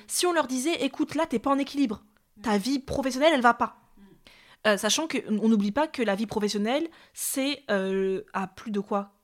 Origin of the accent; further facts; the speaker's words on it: Paris, Île-de-France, France; en tant que Parisienne